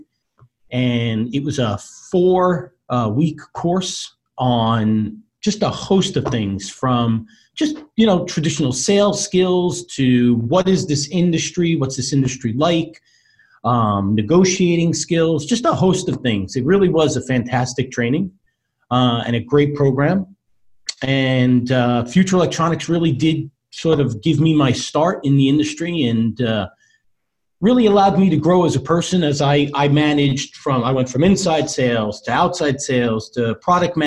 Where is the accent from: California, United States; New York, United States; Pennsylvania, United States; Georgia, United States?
New York, United States; Long Island; also born or lived in Florida; have lived my entire life on Long Island.